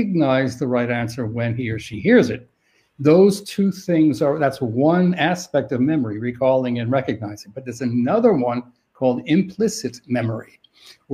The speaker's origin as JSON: {"language": "English", "town": "New York City", "region": "New York", "country": "United States", "said": "I'm from New York City"}